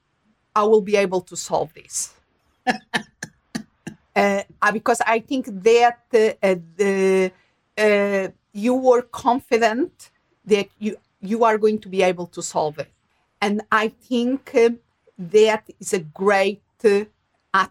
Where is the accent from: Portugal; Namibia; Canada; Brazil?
Portugal; moved away; also born or lived in England; I myself born and raised in Portugal